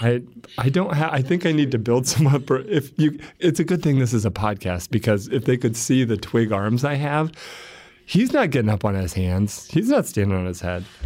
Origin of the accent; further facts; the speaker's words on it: Warsaw, Indiana, United States; I'm from Warsaw, Indiana